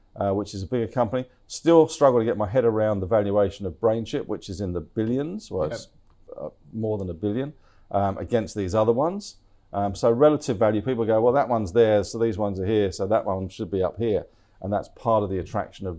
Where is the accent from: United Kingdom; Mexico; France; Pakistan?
United Kingdom; London; now in Australia; I'm a Londoner